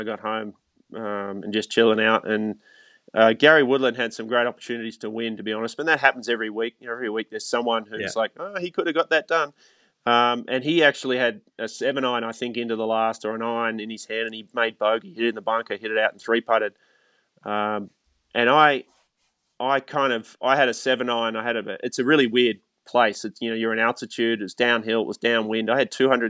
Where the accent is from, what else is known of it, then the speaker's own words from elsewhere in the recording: Australia; the club I grew up at in Australia